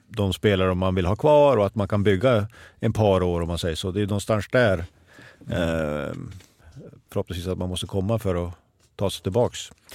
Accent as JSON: {"language": "Swedish", "town": "Örnsköldsvik", "region": "Västernorrland County", "country": "Sweden", "moved": "yes", "said": "hemma i Övik"}